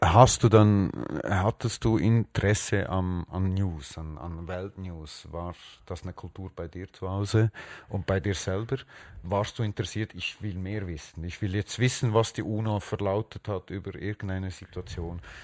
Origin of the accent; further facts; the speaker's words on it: Switzerland; ich bin hier aufgewachsen und ich fühle mich nicht als Spanier oder äh, Schweizer